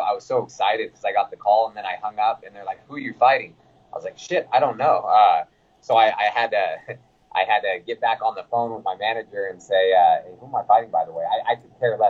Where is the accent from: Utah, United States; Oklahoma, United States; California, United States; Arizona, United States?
California, United States; Sacramento; I'm from Sacramento